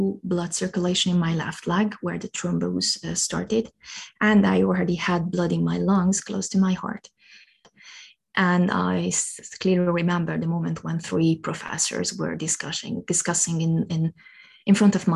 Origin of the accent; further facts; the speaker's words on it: Hungary; moved away as an adult; now in Luxembourg; not to stay in my hometown or even not in Hungary